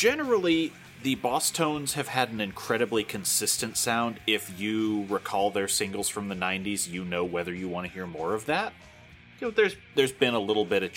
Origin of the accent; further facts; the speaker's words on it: Ireland; as an Irish guy